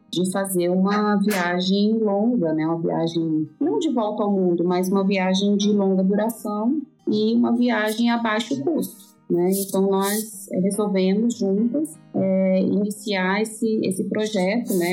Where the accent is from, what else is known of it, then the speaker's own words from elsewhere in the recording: Brasília, Federal District, Brazil; Eu sou natural de Brasília, né? Vivo aqui desde com 44 anos, né?